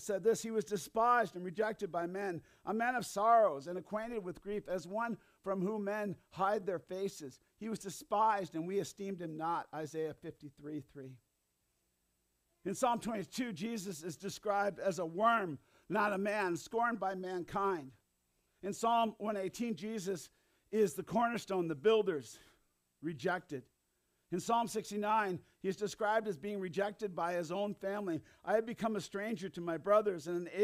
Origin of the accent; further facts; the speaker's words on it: Hinsdale, Illinois, United States; I grew up in Hinsdale